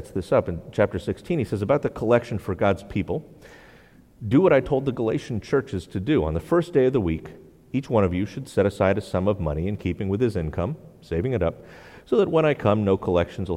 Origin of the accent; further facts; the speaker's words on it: New England, United States; I grew up UCC in New England